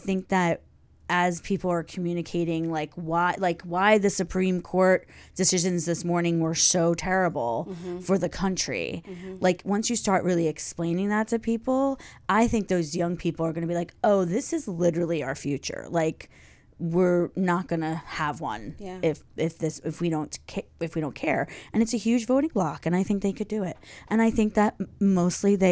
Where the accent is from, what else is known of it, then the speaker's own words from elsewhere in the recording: Philadelphia, Pennsylvania, United States; I'm from Philadelphia, and we spell W-A-T-E-R. We pronounce that water.